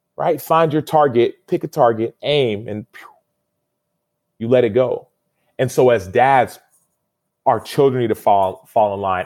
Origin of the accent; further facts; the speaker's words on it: United States; I was born in America